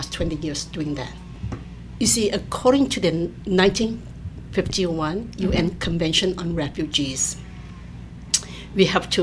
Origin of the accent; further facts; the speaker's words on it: Malaysia; now in Fullerton, United States; I grew up in Malaysia, I'm from Southeast Asia